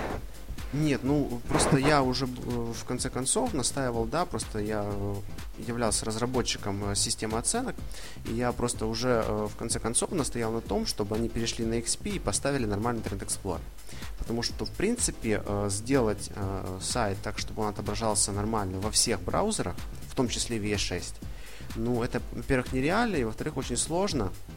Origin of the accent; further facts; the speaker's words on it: Ivano-Frankivsk, Ivano-Frankivsk Oblast, Ukraine; moved away as an adult; now in Rome, Italy; я родом, да, из Ивано-Франковска, но живу и учусь в Италии